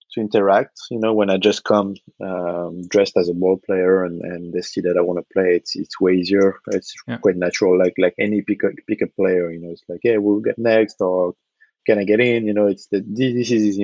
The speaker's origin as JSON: {"language": "English", "town": "Nantes", "region": "Pays de la Loire", "country": "France", "tie": "born or raised there", "said": "I was working in a basketball store in my hometown, uh, mm-hmm. Nantes, on the west coast of France"}